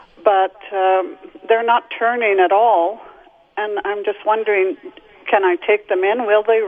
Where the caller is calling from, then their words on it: St. Cloud, Minnesota, United States; I'm calling from St. Cloud.